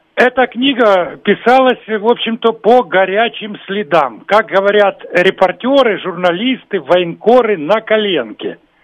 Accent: Kharkiv, Kharkiv Oblast, Ukraine; moved away; сам родился и вырос в Харькове

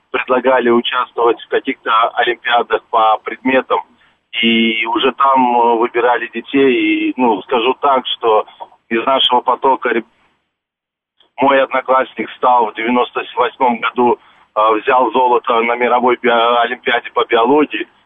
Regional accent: Turkmenistan; moved away; я родом с Туркмении

